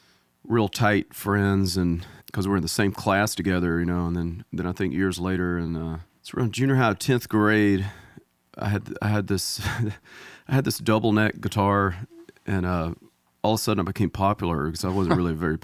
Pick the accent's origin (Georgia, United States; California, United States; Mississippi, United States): Mississippi, United States; Yeah, I'm from about 100 miles away, top right-hand corner of the Mississippi state. I'm almost from Tennessee, but...